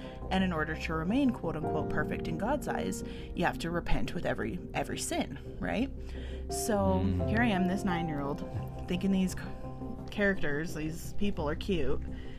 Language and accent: English; Utah, United States; When the word Salt Lake City come to mind, most people associate that with the Mormons. And yes, I grew up as one of them Mormons. I was born and raised in the Church of Jesus Christ of Latter-day Saints.